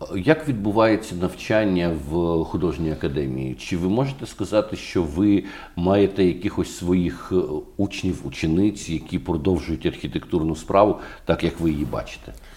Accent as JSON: {"language": "Ukrainian", "region": "Kyiv", "country": "Ukraine", "said": "Як киянин"}